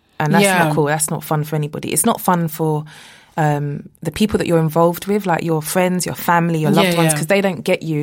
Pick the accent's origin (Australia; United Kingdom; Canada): United Kingdom; London; also born or lived in New York; I grew up in Hackney